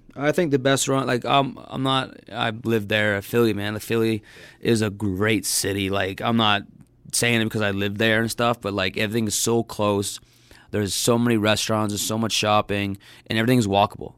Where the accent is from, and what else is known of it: Hamilton, Ontario, Canada; born or raised there